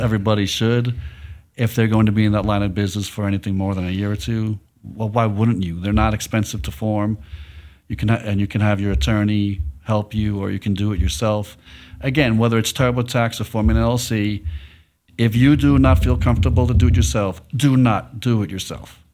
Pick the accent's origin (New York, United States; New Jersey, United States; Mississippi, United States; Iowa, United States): New York, United States; New York City; now in Dallas, United States; I'm from New York City